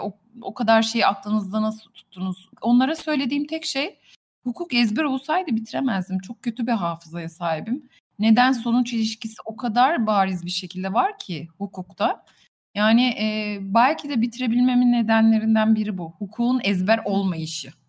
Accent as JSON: {"language": "Turkish", "town": "Buca", "region": "İzmir", "country": "Turkey", "tie": "born or raised there", "said": "ben Bucalıyım. Buca'da doğdum büyüdüm."}